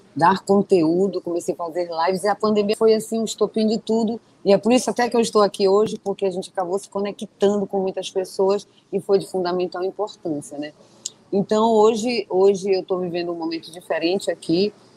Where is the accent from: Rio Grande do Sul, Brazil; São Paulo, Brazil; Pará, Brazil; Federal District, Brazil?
Pará, Brazil; Belém; Eu sou de Belém do Pará, para quem não sabe, eu estou aqui no norte do país